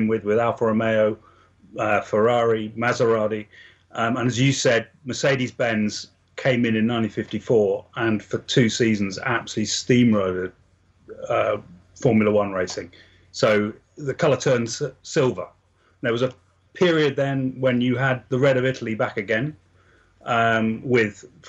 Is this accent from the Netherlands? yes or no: no; England, United Kingdom; I come from England